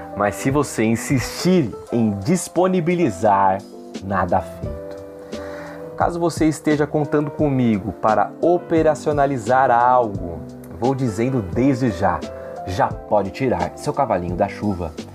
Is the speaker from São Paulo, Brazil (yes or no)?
yes; Brasilândia, São Paulo, Brazil; Nós, que somos de periferia, aqui da Brasilândia